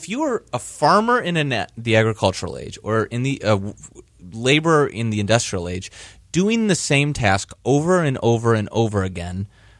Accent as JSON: {"language": "English", "region": "Michigan", "country": "United States", "said": "I'm from Michigan originally."}